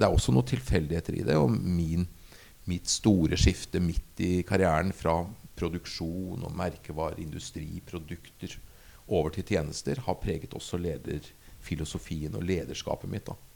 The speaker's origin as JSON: {"language": "Norwegian", "town": "Asker", "region": "Akershus", "country": "Norway", "tie": "born or raised there", "also_born_or_lived": "Bergen", "moved": "as an adult", "said": "jeg er født og oppvokst i Asker"}